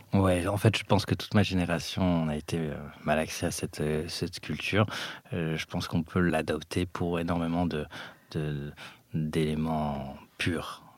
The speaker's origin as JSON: {"language": "French", "town": "Paris", "region": "Île-de-France", "country": "France", "tie": "born or raised there", "also_born_or_lived": "Morocco", "said": "j'ai grandi à Paris. Je suis arrivé à Paris euh, à l'âge de 4 ans euh, du Maroc"}